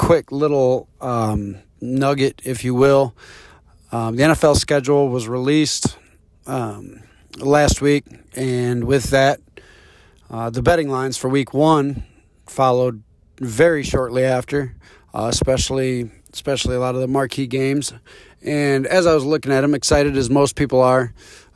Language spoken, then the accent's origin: English; Detroit, Michigan, United States; my hometown team, the Lions